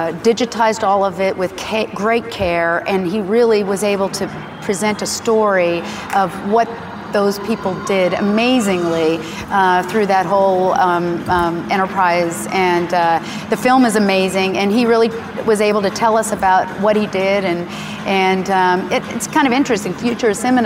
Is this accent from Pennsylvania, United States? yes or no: yes; Pittsburgh, Pennsylvania, United States; Pittsburgh, I got to get my hometown